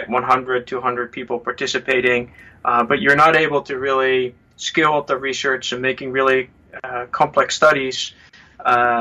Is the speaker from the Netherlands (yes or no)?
yes; Netherlands; moved away; I'm originally from the Netherlands